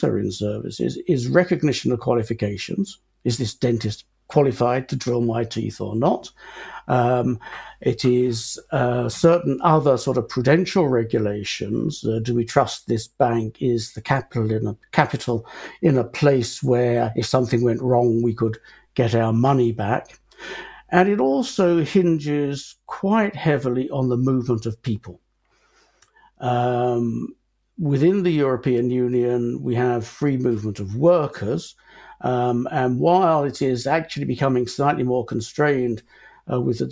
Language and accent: English; United Kingdom; we as Britons, we as British taxpayers